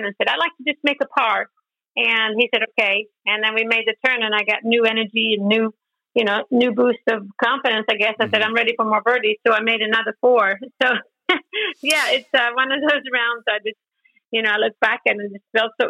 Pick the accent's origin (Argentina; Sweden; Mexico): Sweden; moved away as an adult; also born or lived in Orlando; growing up in Sweden in the Swedish national team